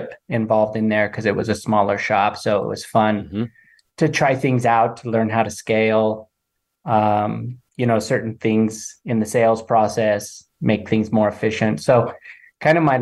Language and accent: English; Nebraska, United States; moved away as an adult; also born or lived in Modesto, California; now in Denver, United States; I was born and raised in Nebraska